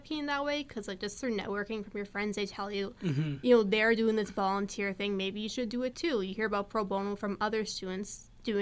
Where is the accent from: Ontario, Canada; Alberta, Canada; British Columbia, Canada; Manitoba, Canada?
Ontario, Canada; Windsor; I'm from Windsor